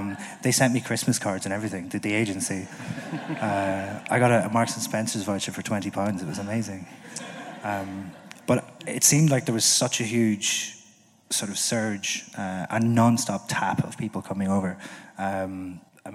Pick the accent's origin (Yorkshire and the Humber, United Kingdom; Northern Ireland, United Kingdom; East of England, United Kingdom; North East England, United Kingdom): Northern Ireland, United Kingdom; moved away; being from Northern Ireland